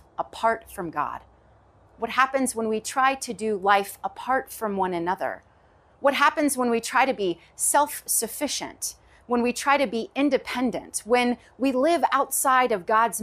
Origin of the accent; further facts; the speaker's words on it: Knoxville, Tennessee, United States; I grew up in the South, Knoxville, Tennessee, to be exact